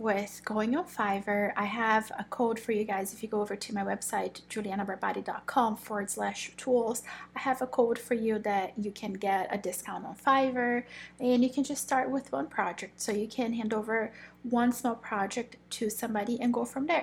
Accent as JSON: {"language": "English", "country": "Brazil", "moved": "yes", "said": "I am originally from Brazil"}